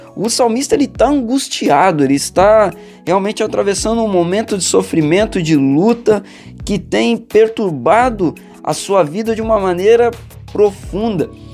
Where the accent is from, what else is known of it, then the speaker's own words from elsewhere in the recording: Valença, Brazil; Na minha adolescência, eu cresci na igreja metodista em Valença